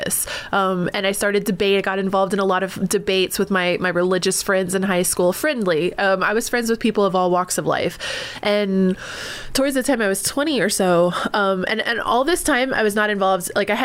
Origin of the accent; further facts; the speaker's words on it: North Carolina, United States; also born or lived in Texas; I was born in Texas, raised in North Carolina.